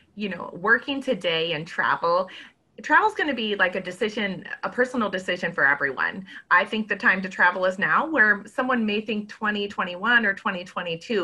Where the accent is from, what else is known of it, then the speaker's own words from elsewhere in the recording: Minnesota, United States; I'm from Minnesota